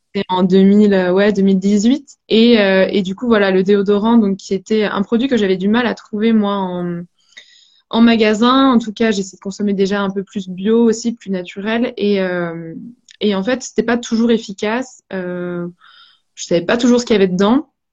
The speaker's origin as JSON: {"language": "French", "region": "Brittany", "country": "France", "said": "on est breton tous les deux avec Boris"}